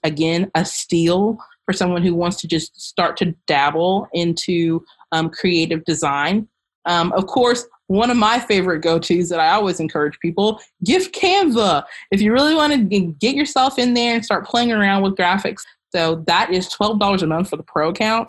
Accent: Kentucky, United States; I am from Kentucky

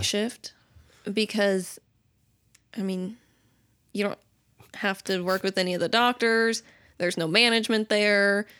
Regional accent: Camas, Washington, United States; moved away as an adult; also born or lived in Nampa, Idaho; now in Idaho, United States; I am from Washington in Camas

